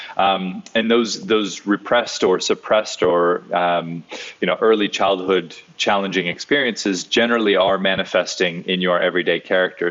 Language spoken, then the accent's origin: English; Hawaii, United States; I grew up in Hawaii